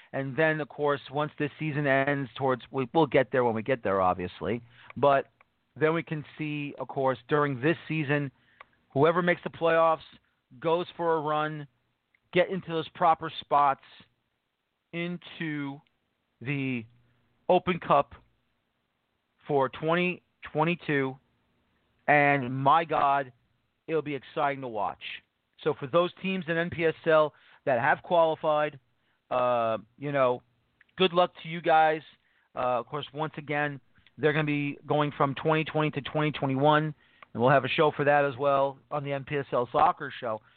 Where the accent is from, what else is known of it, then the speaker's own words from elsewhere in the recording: New York City, New York, United States; now in upstate New York, United States; I'm originally from the Bronx